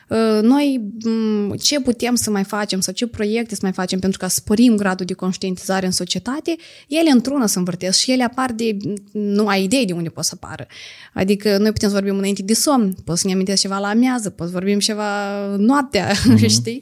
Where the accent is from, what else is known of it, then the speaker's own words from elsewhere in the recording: a village in Edineț District, Moldova; sat Păzăbriceni, raionul Iedineț